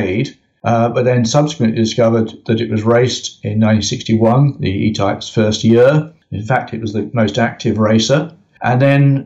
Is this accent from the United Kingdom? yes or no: yes; United Kingdom; I am very British